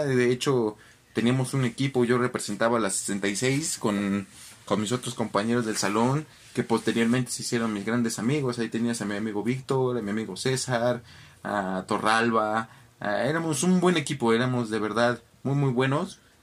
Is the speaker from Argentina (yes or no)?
no; Mexico City, Mexico; Saben que no vengo de Polanco, de las Águilas, de Santa Fe. Yo vengo del barrio totalmente, soy del Arenal